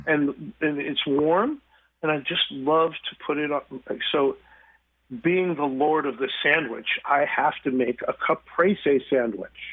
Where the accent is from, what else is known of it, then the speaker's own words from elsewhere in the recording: New York, United States; moved away; I grew up in New York